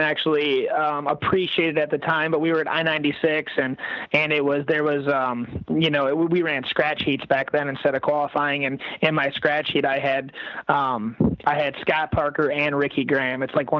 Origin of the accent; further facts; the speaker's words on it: Canada; So I'm going to contradict myself and said, you know, I grew up in Canada riding all these pea gravel tracks and so on.